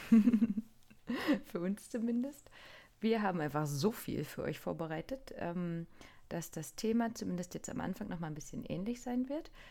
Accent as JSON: {"language": "German", "region": "Niigata", "country": "Japan", "tie": "born or raised there", "said": "Ich bin in Niigata geboren und aufgewachsen."}